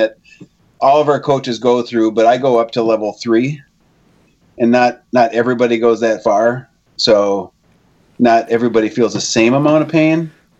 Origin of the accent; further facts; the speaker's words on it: Gladstone, Michigan, United States; also born or lived in Iron Mountain, Michigan; now in Marquette, United States; No, grew up down in born in Iron Mountain and then grew up in Gladstone.